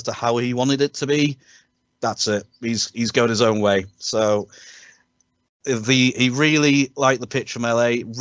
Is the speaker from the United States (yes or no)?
no; United Kingdom; us as British sports fans